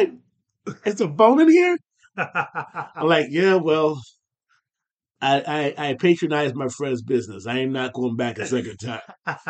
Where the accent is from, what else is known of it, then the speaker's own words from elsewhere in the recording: Findlay, Ohio, United States; now in Houston, United States; in my hometown of Findlay